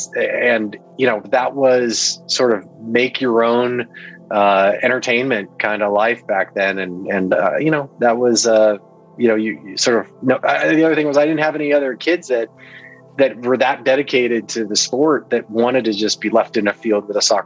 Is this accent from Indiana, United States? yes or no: yes; Newburgh, Indiana, United States; also born or lived in Milwaukee, Wisconsin; I was born in Milwaukee, and we moved to Southern Indiana when I was really young. So I kind of grew up surrounded by cornfields in a small town on the banks of the Ohio River in Southwest Indiana, a town called Newburgh